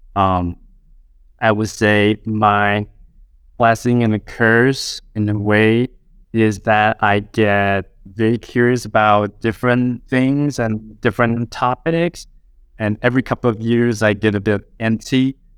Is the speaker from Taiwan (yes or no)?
yes; Taiwan; moved away as an adult; now in United States; I was born and raised in Taiwan until I moved to the U S, uh, age twenty-five